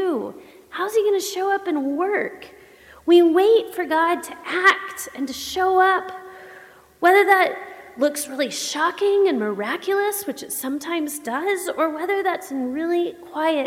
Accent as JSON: {"language": "English", "region": "the South", "country": "United States", "tie": "born or raised there", "said": "I grew up Baptist in the South."}